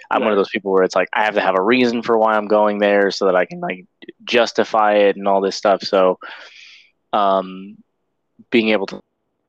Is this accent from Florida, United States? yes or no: yes; Sarasota, Florida, United States; so the area of Florida that I'm in, I am from Sarasota, okay.